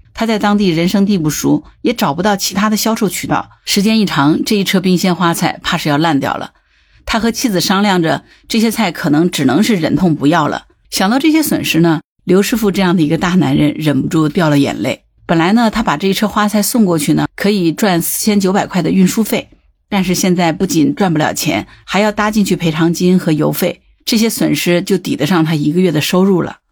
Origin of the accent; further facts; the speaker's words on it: Zhejiang, China; 作为浙江人啊